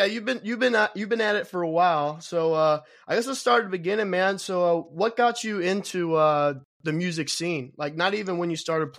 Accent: Kentucky, United States; moved away; also born or lived in Texas; I'm from Kentucky. So I moved out there

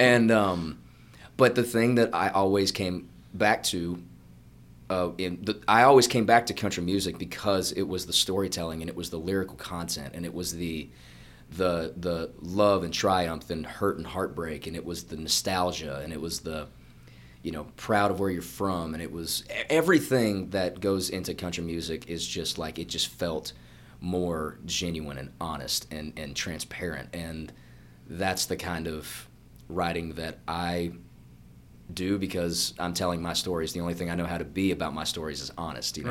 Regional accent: Georgia, United States; moved away as an adult; now in Nashville, United States; I'm from Georgia

